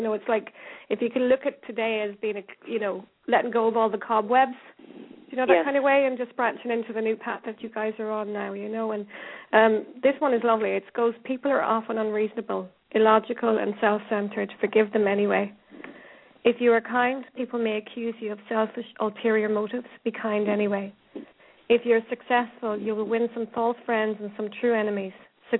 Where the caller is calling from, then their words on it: Ireland; I'm ringing in from Ireland here